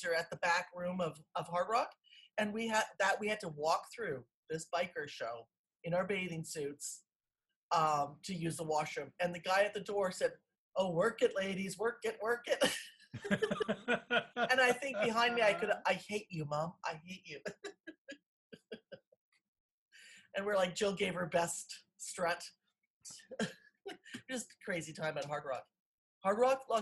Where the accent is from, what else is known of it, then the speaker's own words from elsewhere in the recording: Canada; We're from Canada